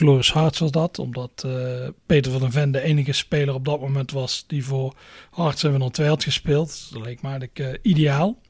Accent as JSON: {"language": "Dutch", "country": "Netherlands", "said": "we zijn Nederlanders"}